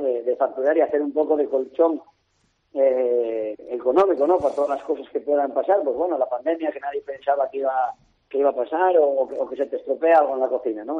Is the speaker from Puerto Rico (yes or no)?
no; Mamorana, Asturias, Spain; Que era mi casa, mi, mi pueblo, mi, bueno, mi niñez ahí, ¿no? Toda la vida